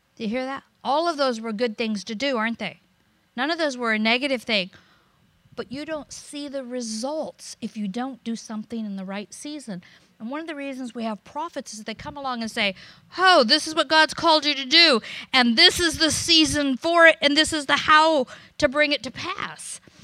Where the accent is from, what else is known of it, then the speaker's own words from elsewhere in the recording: United States; also born or lived in Florida / California; I'm American